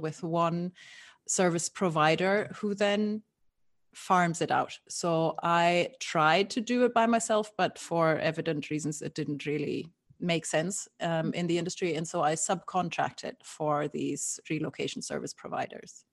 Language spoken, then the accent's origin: English; Germany; moved away as an adult; also born or lived in Scotland / London / Barcelona / Canary Islands; now in Brooklyn, United States; I was born and raised in Germany, and then I moved around a lot.